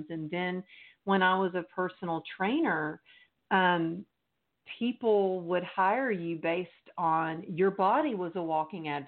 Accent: Texas, United States; now in Los Angeles, United States; I moved to Los Angeles from Texas because to be a professional dancer.

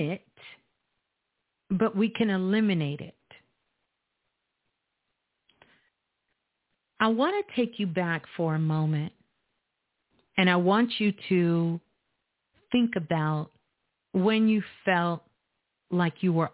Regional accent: Brooklyn, New York, United States; Brooklyn, my hometown, is in the building

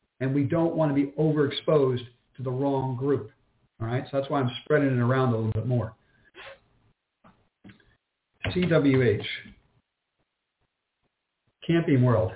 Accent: New York City, New York, United States; moved away; I'm born and bred in New York, lived in New York for 14 years

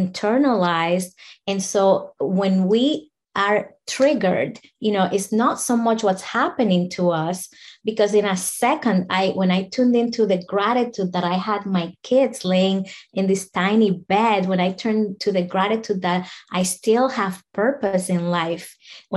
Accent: Dominican Republic; moved away as an adult; now in United States; I'm from the Dominican Republic

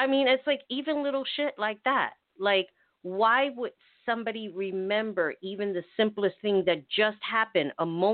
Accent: New York City, New York, United States; as a New Yorker

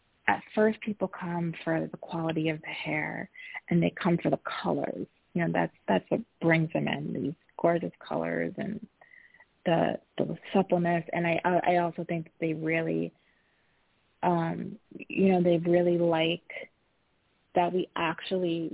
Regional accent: Midwest, United States; I grew up in the Midwest.

